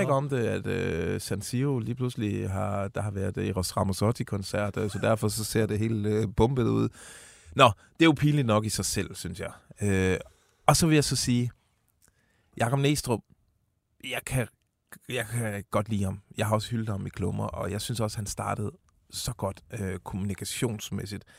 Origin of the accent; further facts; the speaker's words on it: Odense, Southern Denmark, Denmark; hvor jeg kommer fra, Odense